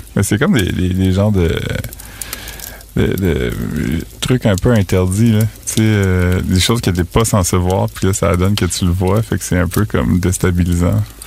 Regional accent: northwestern New Brunswick, Canada; Moi, je viens du nord-ouest du Nouveau-Brunswick

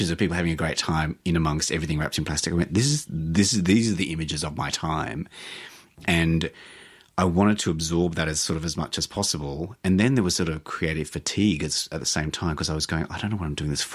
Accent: Australia; I'm Australian.

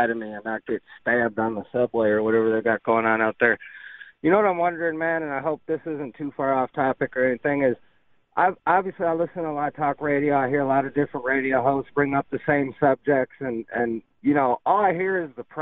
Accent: New York, United States; I recognize the plate, and I'm like, oh yeah, I'm from New York, woohoo!

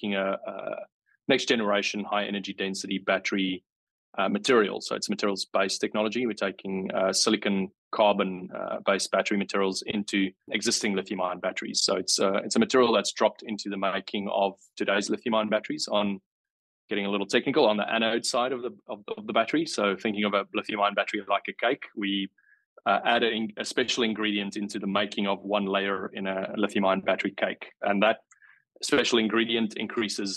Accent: South Africa; moved away as an adult; now in Wollongong, Australia; I came over from South Africa, as you can pick up. I wasn't born and raised in Wollongong, but I came over from South Africa in 2016

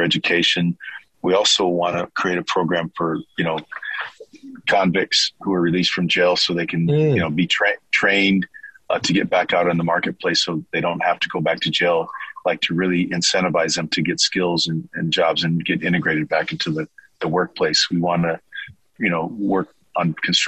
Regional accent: Pomona, California, United States; moved away as an adult; also born or lived in Minnesota / Santa Clara, California; I'm from Pomona, California, son of a military man, a colonel in the Army

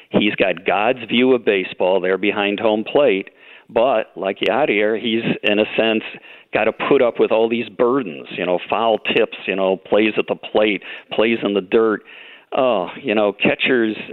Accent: United States; I grew up near the Canadian border

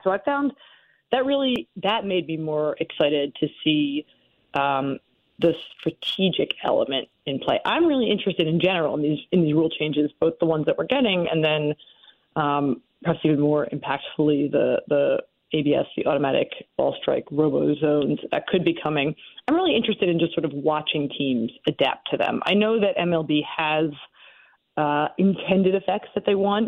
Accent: Philadelphia, Pennsylvania, United States; as someone who was uh, born and raised in the Philadelphia area

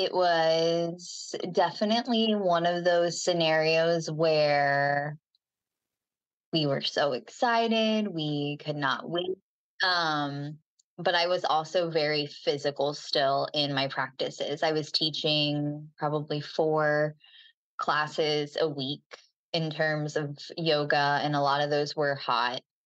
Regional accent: Cincinnati, Ohio, United States; moved away as an adult; now in Jacksonville Beach, United States; Originally, I'm from Cincinnati, Ohio.

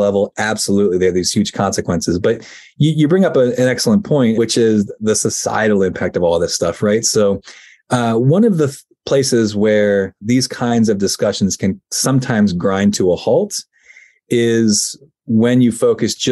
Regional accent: Virginia, United States; now in Pennsylvania, United States; I now live in Pennsylvania, but I grew up in Virginia

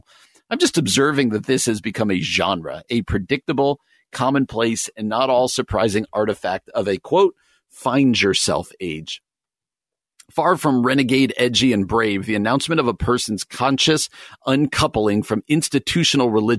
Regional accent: East Coast, United States; moved away; I grew up on the East Coast

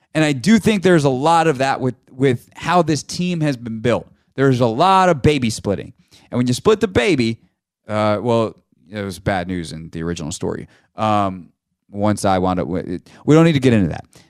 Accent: the Carolinas, United States; moved away as an adult; now in Washington, D.C., United States; I grew up in the Carolinas

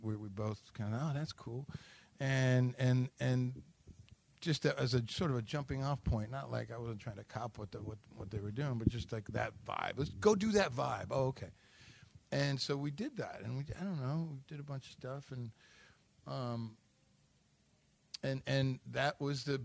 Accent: Detroit, Michigan, United States; born or raised there

